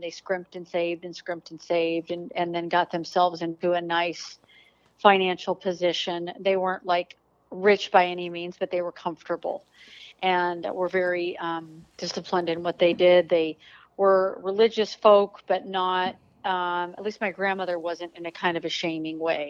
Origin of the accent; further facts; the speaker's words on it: Denver, Colorado, United States; now in Texas, United States; I grew up in Denver, Colorado